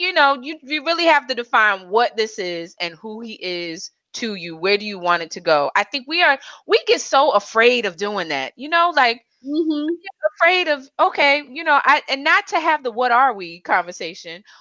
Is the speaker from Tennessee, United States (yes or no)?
no; New York City, New York, United States; I'm a New Yorker